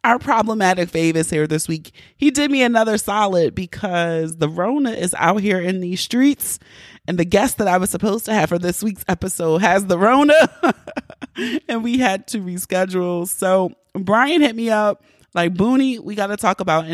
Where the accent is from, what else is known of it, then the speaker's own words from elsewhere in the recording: Baltimore, Maryland, United States; I'm from Baltimore